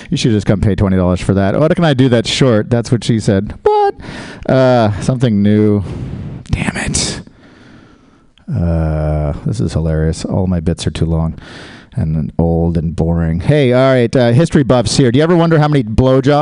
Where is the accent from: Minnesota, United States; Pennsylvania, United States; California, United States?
California, United States; Oakland; As you can tell from my accent, I am from Oakland.